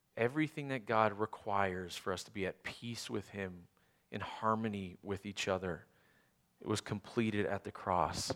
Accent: Canada; moved away; I grew up in Canada

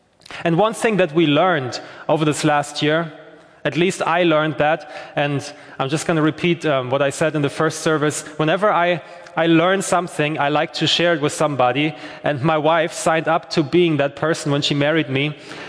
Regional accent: Germany; now in Belfast, United Kingdom; I'm from Germany. I'm 32 years old.

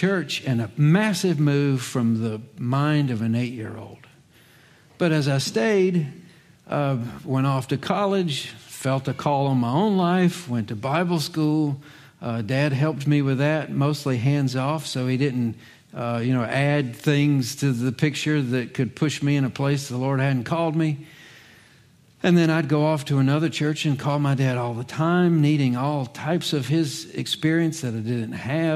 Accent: Virginia, United States; moved away as an adult; also born or lived in Charlotte, North Carolina; I was 8, that's the age of our youngest, when Dad received a call to ministry in Virginia

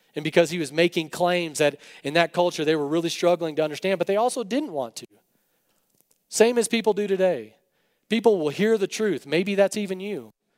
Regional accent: West Texas, United States; I grew up in West Texas.

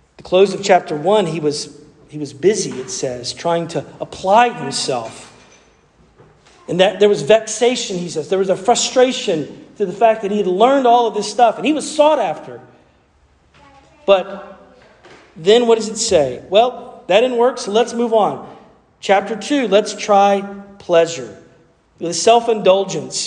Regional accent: the South, United States; accent: southern; That was the southern part of me coming out.

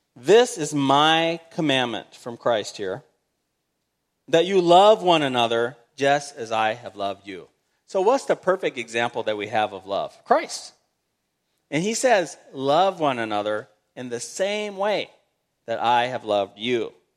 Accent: United States; being an American, we say, "Hey, I'm an American. I love my fellow Americans."

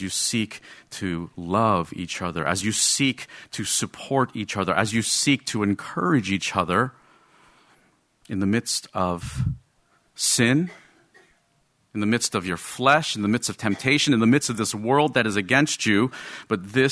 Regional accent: Rutherford, New Jersey, United States; I'm Asian American, okay? But I grew up in Rutherford, New Jersey, in a very Roman Catholic Irish American neighborhood.

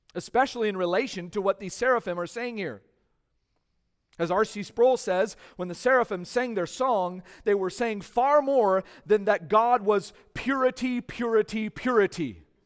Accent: California, United States; growing up in California

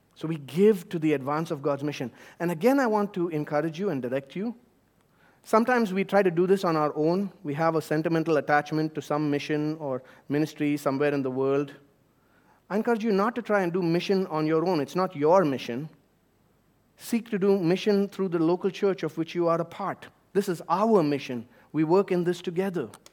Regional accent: India; moved away; my home country of India

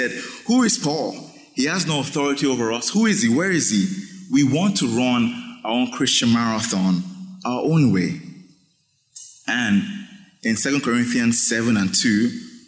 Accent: Nigeria; moved away; growing up in Nigeria, in high school

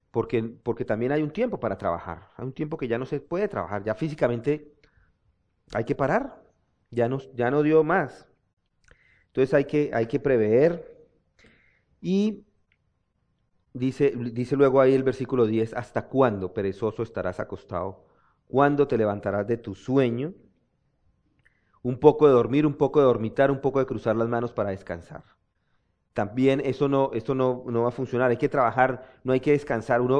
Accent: Zapatoca, Santander, Colombia; de mi pueblo, dicen que son los de Zapatoca, que es una ciudad también, que son codo.

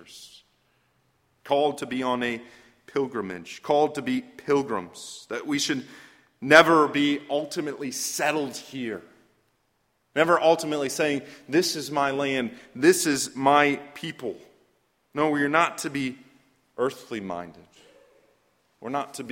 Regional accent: Fresno, California, United States; I grew up in Fresno, California

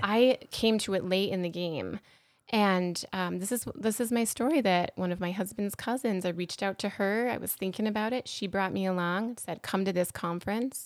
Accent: Apple Valley, Minnesota, United States; I grew up here in Apple Valley, so, um, that high school was Eastview High School.

